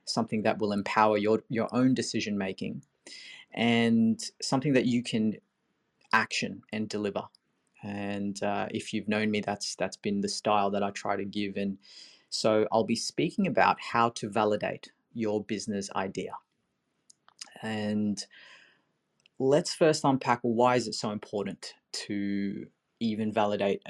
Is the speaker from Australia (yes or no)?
yes; Sydney, New South Wales, Australia; I'm from Sydney